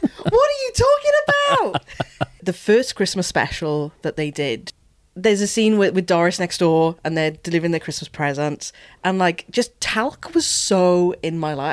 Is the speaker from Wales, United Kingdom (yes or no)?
yes; Wales, United Kingdom; Being Welsh